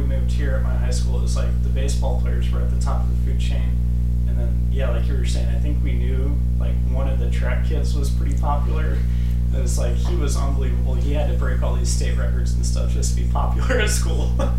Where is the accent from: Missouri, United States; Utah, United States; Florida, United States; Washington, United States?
Missouri, United States; St. Louis; I'm from St. Louis, and you just kind of played baseball. That's just the way it was, because kind of a baseball town.